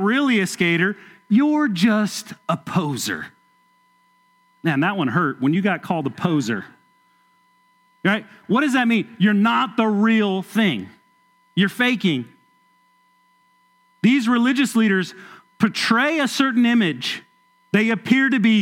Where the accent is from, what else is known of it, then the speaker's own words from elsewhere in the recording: Southern California, United States; now in Kentucky, United States; I grew up in Southern California